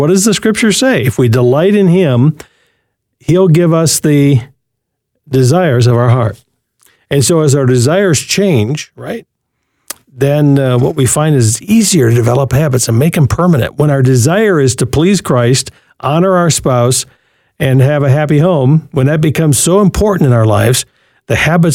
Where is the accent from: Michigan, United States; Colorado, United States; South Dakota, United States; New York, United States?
Michigan, United States; Berkley; moved away; Detroit Metro, my hometown where I grew up as a little boy, and out there in Berkeley, 12 Mile and Woodward.